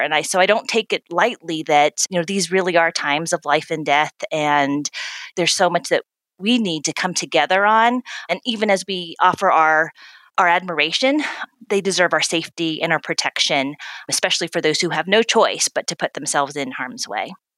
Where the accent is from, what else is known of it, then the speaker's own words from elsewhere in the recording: the American South, United States; I'm a proud daughter of Korean immigrants. I grew up in the American South